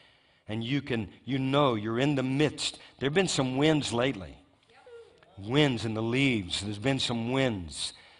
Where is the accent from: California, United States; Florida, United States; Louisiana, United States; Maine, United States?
Louisiana, United States; my home state of Louisiana